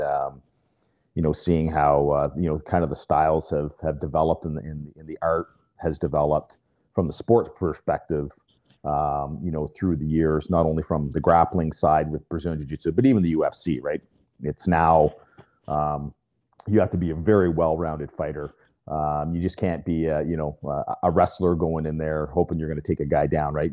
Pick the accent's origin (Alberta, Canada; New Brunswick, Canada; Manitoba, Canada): New Brunswick, Canada; Fredericton; now in Burlington, Canada; I was born and raised in New Brunswick, so um, in in Fredericton.